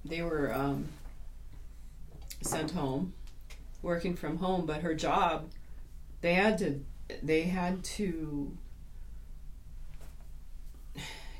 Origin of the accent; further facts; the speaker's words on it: North Dakota, United States; moved away; also born or lived in Grand Forks, North Dakota / Bemidji, Minnesota; I grew up on a farm in North Dakota